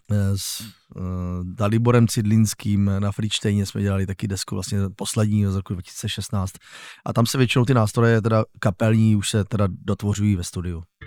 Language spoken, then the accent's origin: Czech; Újezd u Rosic, South Moravian Region, Czechia; also born or lived in Ivančice; Já pocházím z kraje, no, z vesničky, která se jmenuje Újezd u Rosic, což je vlastně, narodil jsem se v Ivančicích